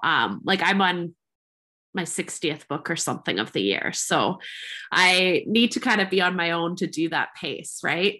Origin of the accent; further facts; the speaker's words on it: Canada; I am a Canadian creative entrepreneur.